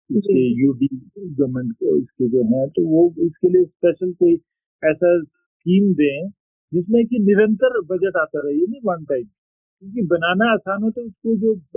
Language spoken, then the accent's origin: Hindi; Lahaul, Himachal Pradesh, India; also born or lived in Manali; मैं लाहौल से बिलोंग करता हूँ